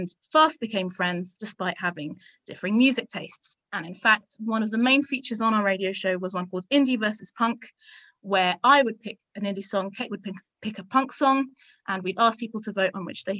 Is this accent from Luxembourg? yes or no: yes; Luxembourg; I grew up in Luxembourg